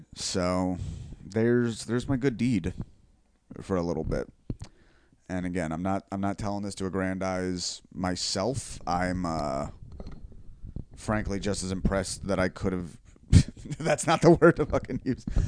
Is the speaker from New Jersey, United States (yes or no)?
yes; Bellmawr, New Jersey, United States; there's a Southern Philly Belmar, and that is where I am from.